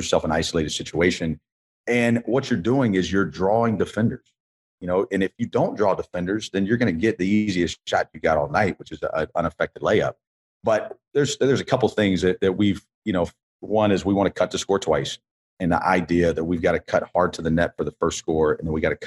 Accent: Columbia, South Carolina, United States; I grew up in Columbia.

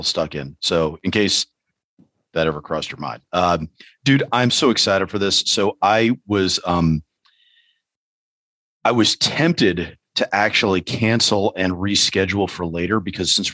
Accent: New York City, New York, United States; growing up in New York City

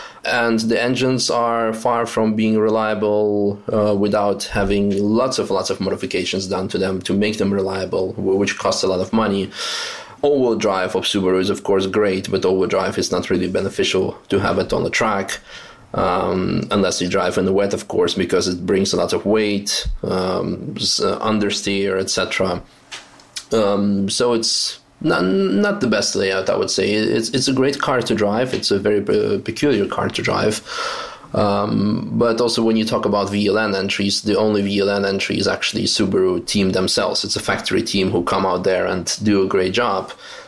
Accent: Netherlands; also born or lived in Russia; I was born in Russia, and then my parents got divorced. My mom remarried a Dutch guy, and I eventually ended up moving with her to the Netherlands. And so from the age of 11, I kind of grew up in the Netherlands

